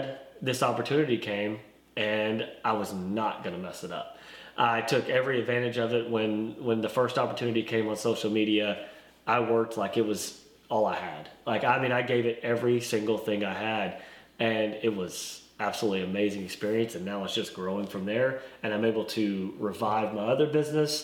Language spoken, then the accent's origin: English; Sallisaw, Oklahoma, United States; moved away as an adult; now in Arkansas, United States; I am from a small town in eastern Oklahoma called Salisaw, right off I-40. It's a McDonald's, as a lot of people know it by. And I grew up there